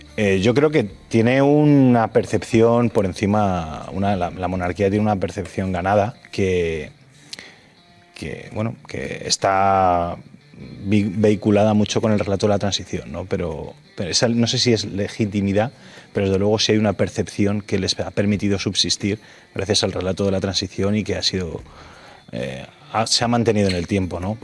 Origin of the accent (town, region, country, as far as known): Fuenlabrada, Community of Madrid, Spain